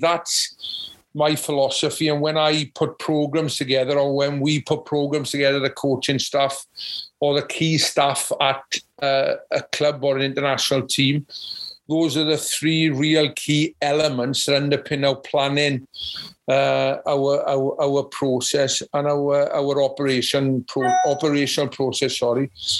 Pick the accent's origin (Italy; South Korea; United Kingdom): United Kingdom; Llanelli, Wales; because I came from Llanelli, which is a top level of rugby, and played for Wales